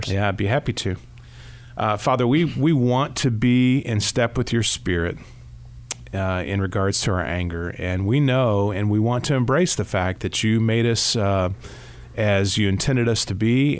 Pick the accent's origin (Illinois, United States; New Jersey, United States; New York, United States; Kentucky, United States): Kentucky, United States; I grew up here in Kentucky